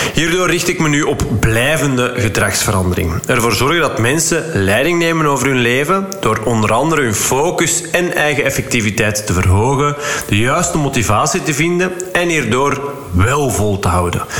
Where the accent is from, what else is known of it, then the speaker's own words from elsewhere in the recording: Flanders, Belgium; wij als Vlaming.